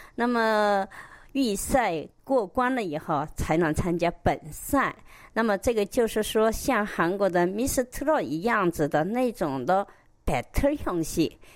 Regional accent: China; now in South Korea; 我们中国人

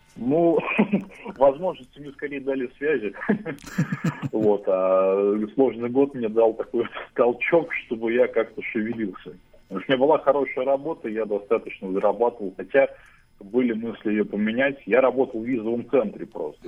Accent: Pechory, Pskov Oblast, Russia; now in Saint Petersburg, Russia; мой родной город, это город Печоры

